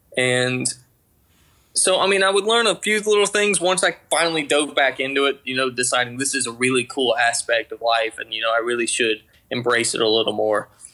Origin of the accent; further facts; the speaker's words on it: just outside of Atlanta, Georgia, United States; accent: Georgia twang; I'm from Georgia, just outside of Atlanta. Been born and raised here haven't lived anywhere else